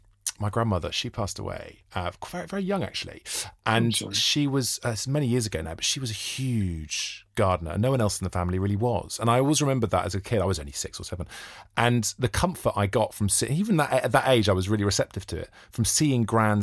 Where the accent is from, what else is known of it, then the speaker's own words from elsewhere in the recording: Wales, United Kingdom; I feel like as a Welshman, there isn't an accepted Welsh identity of being above working class.